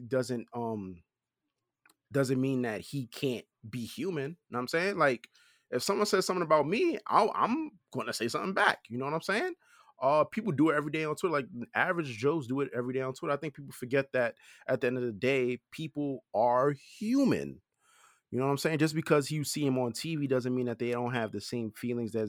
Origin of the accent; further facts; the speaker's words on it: New York City, New York, United States; I'm from Brownsville